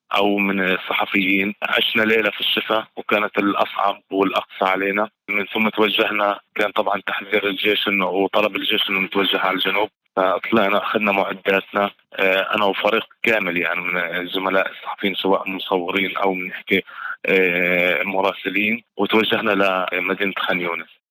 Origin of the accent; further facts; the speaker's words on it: Gaza, Gaza Strip, Palestine; وكمواطن فلسطيني كمان ان انا انقل صوره ايش اللي بيصير عندنا في غزه للعالم